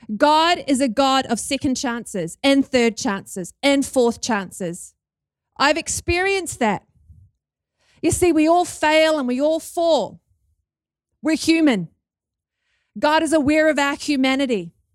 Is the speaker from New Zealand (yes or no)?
yes; New Zealand; accent: Kiwi; Can you hear my Kiwi accent?